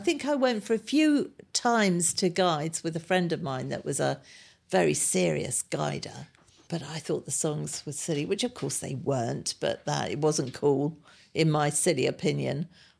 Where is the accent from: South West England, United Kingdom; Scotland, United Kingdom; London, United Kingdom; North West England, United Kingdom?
London, United Kingdom; Harrow; also born or lived in Kingsbury; I was born in Kingsbury, which is Northwest Nine, and then I moved, or my parents moved to Harrow, where I've lived ever since. Very boring, I'm afraid. I haven't gone very far, but I've stayed in Harrow.